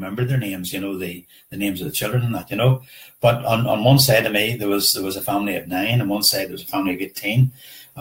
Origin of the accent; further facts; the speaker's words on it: Downpatrick, Northern Ireland, United Kingdom; we grew up, I'm from Downpatrick, and we grew up in Downpatrick